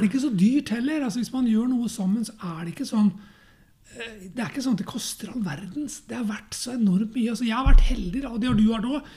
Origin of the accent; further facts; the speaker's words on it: Norway; jeg er norsk og bor i et hus